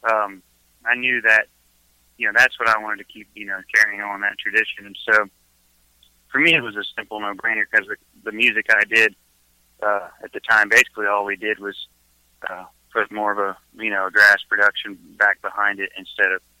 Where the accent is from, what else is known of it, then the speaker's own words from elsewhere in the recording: Alabama, United States; We're from everywhere, but I was raised in Alabama a good portion of my life, childhood, and uh, got started in gospel music